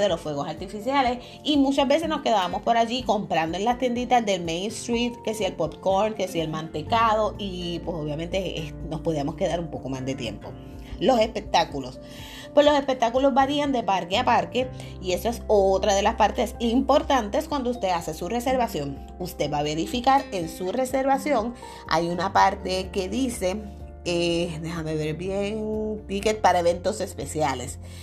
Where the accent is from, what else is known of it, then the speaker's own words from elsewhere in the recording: Puerto Rico; Pues obviamente yo soy de aquí de Puerto Rico